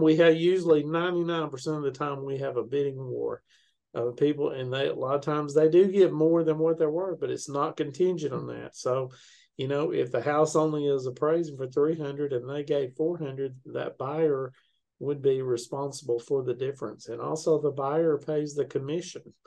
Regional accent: Chattanooga, Tennessee, United States; now in Murfreesboro, United States; I'm originally from Chattanooga, but uh, okay. I live in Murfreesboro, Tennessee, right now

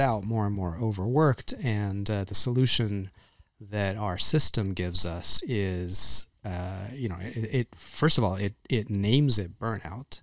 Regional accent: Texas, United States; I grew up in Texas

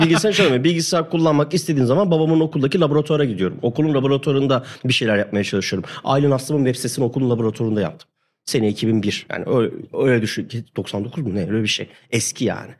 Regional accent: Hatay, Turkey; moved away; ben Hataylıyım.

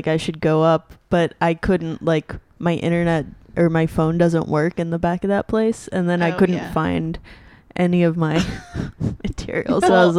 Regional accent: Dallas, Texas, United States; moved away as an adult; also born or lived in Austin / Chicago; I'm from Texas, so I grew up in Dallas and then went to college in Austin, and then lived in Chicago

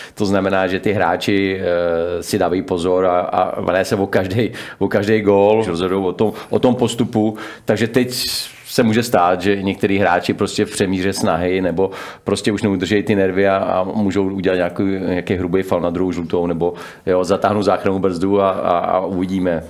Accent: Czechia; u nás v Čechách

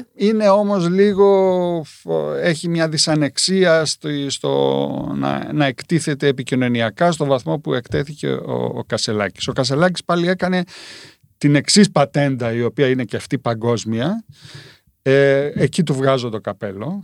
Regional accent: Rethymno, Crete, Greece; εγώ είμαι κριτικός είμαι κριτικός από το Ρέθυμνο

